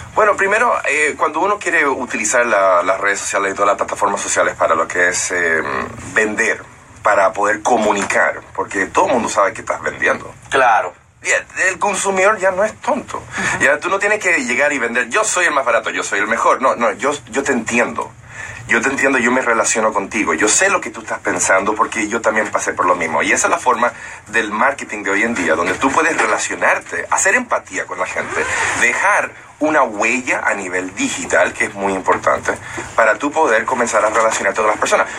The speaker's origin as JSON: {"language": "Spanish", "country": "United States", "tie": "born or raised there", "moved": "yes", "lives_now": "Dominican Republic", "said": "yo nací en Estados Unidos"}